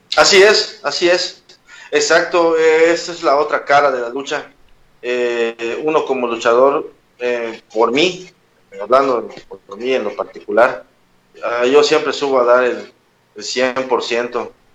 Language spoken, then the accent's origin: Spanish; Yucatán, Mexico; soy luchador yucateco